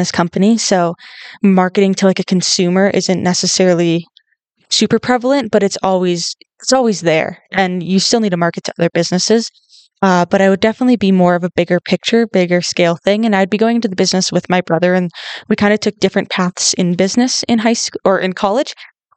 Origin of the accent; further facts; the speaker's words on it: northern Minnesota, United States; moved away as an adult; I grew up in Minnesota. I grew up in a small town in northern Minnesota